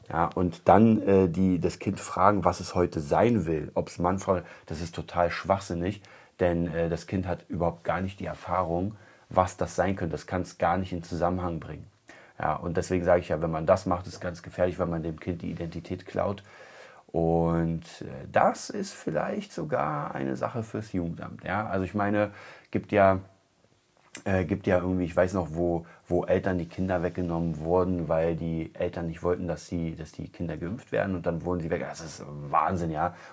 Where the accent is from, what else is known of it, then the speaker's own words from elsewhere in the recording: Berlin, Germany; Also ich komme aus Kreuzberg, ich weiß das.